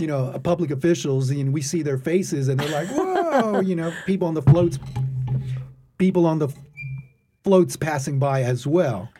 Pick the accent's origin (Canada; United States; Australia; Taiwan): United States; Texas; moved away as an adult; also born or lived in Atlanta / Corpus Christi / Rio Grande Valley; now in New Orleans, United States; my home state of Texas